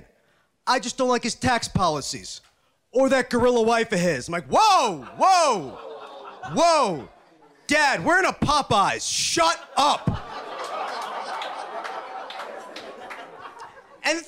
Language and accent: English; New Jersey, United States; moved away; I'm from Jersey